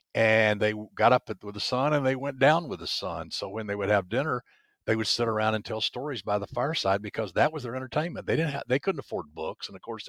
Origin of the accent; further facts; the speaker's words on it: the South, United States; You know, I grew up in the South, and you understand this is more than most people, that you have to be able to tell a story in the South and nobody trusts you.